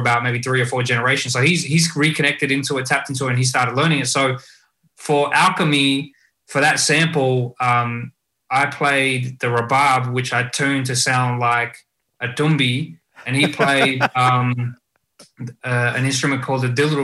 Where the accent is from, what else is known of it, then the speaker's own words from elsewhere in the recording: Australia; first language Punjabi; English is a second language; I was born in Australia, but being a part of a migrant community in Australia